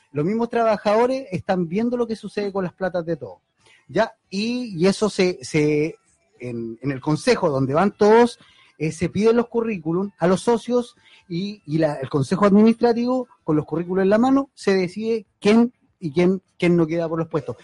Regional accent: Valparaíso, Chile; somos de Valparaíso

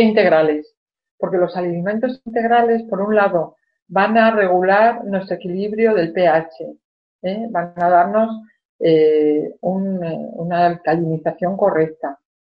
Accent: Spain; cuando era niña en España

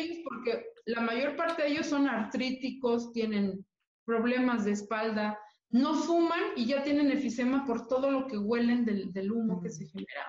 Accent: Mexico City, Mexico; como mexicana, orgullosa de mi tradición, de mi cultura, y siendo una mujer de la Ciudad de México, completamente azteca

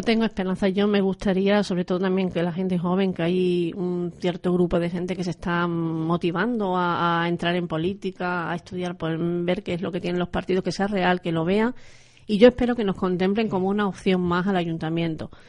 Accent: Extremadura, Spain; tengamos en Extremadura

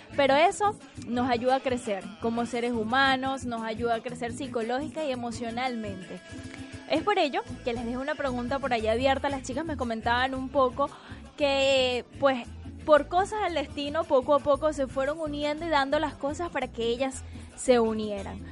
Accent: Venezuela; now in Argentina; como venezolanos llegamos a un nuevo país y empezamos desde cero

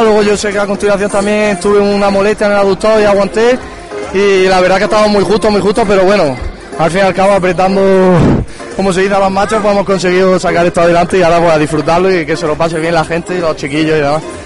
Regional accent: Iliturgi's town, Andalusia, Spain; el equipo de mi pueblo

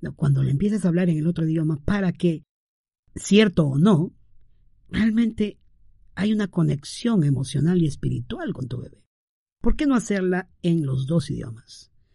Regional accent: Peru; mi esposa y yo somos eh, de aquí, peruanos

